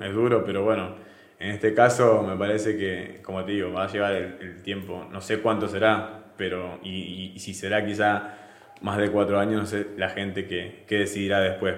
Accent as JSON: {"language": "Spanish", "country": "Argentina", "moved": "as an adult", "lives_now": "Venezuela", "said": "en Argentina decimos que es"}